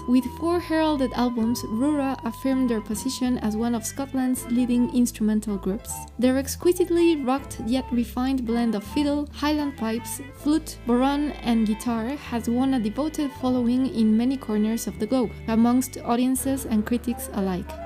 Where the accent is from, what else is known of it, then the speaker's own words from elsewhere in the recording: Mexico; English is a second language; I'm from Mexico